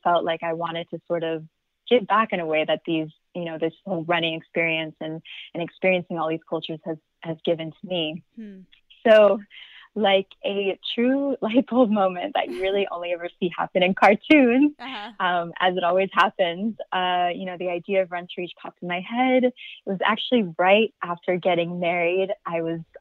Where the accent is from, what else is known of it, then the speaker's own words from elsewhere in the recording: Atlanta, Georgia, United States; I'm originally from Atlanta, Georgia.